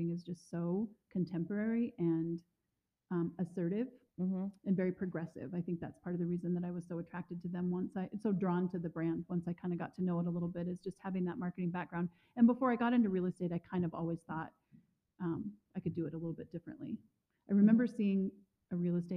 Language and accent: English; West Coast, United States; now in Missoula, United States; I am from the West Coast